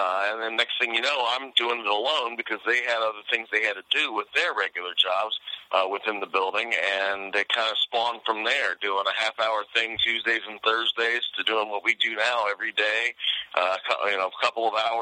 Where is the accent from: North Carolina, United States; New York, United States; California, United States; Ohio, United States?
Ohio, United States; Fairborn; also born or lived in Dayton; I'm from Dayton. I grew up in Fairborn over by the Air Force Base, and I went to University of Dayton.